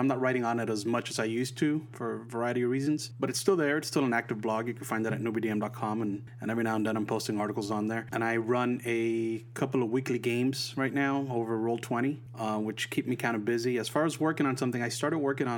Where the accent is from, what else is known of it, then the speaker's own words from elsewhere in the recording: Puerto Rico; I grew up in Puerto Rico